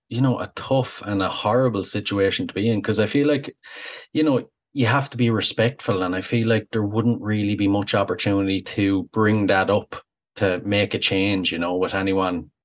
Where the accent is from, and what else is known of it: Ireland